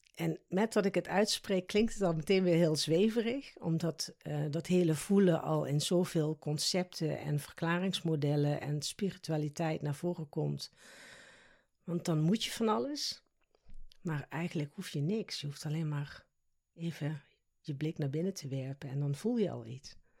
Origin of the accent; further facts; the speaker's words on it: South Limburg, Netherlands; accent: soft G; moved away as an adult; now in The Hague, Netherlands; Dit lichaam is in Limburg geboren, zo moet ik het eigenlijk zeggen. In Zuid-Limburg, dus ik heb ook een zachte G.